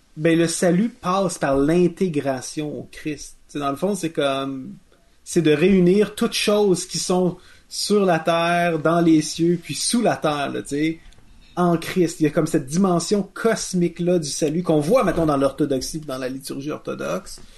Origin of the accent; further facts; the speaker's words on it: Quebec, Canada; on est passé de Canadien-Français à Québécois